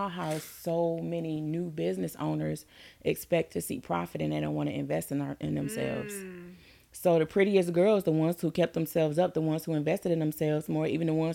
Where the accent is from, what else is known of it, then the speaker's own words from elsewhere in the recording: Detroit, Michigan, United States; I'm from Detroit